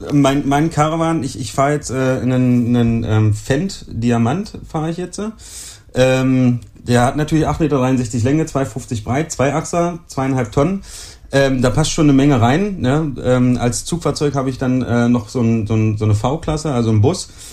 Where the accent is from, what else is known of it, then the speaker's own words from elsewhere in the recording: Germany; bei uns in Deutschland